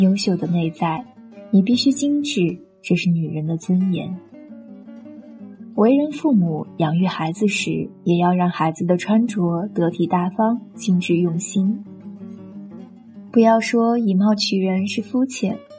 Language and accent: Chinese; China; 其实不仅仅是暴发户缺审美，我们中国人基本都要补这一课，因为我们对美育是忽视的，